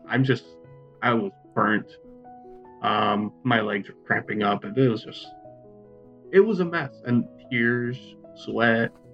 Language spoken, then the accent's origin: English; South Florida, United States; And I'm from South Florida.